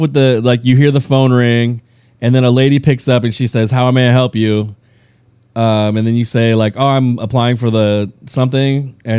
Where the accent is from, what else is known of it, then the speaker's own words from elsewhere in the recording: Upland, California, United States; I'm actually from Upland.